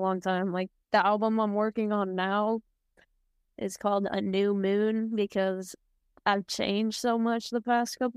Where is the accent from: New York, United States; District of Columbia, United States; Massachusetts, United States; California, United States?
California, United States; San Diego; I'm from San Diego, California